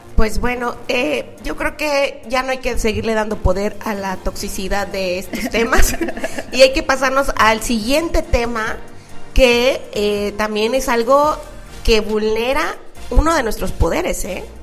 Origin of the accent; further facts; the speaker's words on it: Mexico; me fui hasta la Ciudad de México porque yo soy de provincia